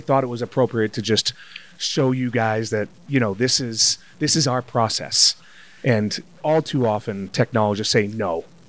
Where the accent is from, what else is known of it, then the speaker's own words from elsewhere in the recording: North Attleboro, Massachusetts, United States; North Attleboro, Massachusetts, right down the street from Foxborough.